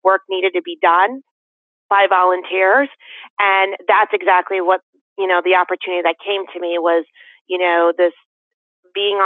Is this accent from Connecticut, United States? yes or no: yes; West Hartford, Connecticut, United States; now in Canton, United States; I grew up in West Hartford